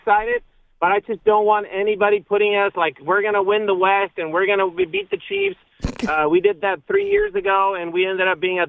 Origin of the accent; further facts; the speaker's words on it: Tijuana, Baja California, Mexico; moved away; also born or lived in Las Vegas, Nevada; you are going to eat authentic Tijuana, Mexico tacos. Nice. This is my hometown.